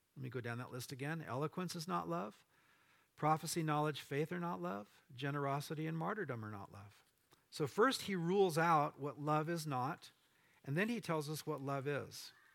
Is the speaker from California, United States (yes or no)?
yes; Orange County, California, United States; moved away; my wife and I grew up in Orange County